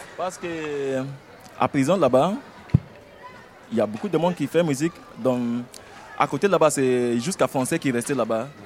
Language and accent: French; Nigeria; French is a second language; moved away as an adult; also born or lived in Switzerland / France; ça fait longtemps que je, je, laisse chez moi en Nigeria. Ça fait longtemps, ça fait comme 10 ans maintenant